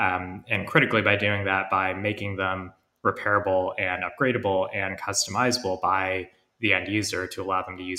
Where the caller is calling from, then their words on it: London, United Kingdom; I'm calling you from London.